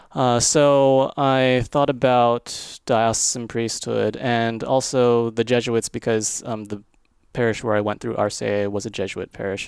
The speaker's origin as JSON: {"language": "English", "region": "Florida", "country": "United States", "tie": "born or raised there", "also_born_or_lived": "Germany", "moved": "as an adult", "said": "where I grew up in Florida"}